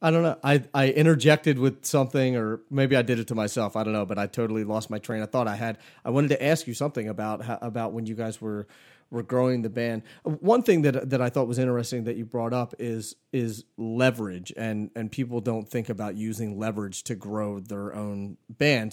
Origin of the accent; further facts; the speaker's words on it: Philadelphia, Pennsylvania, United States; growing up in Philly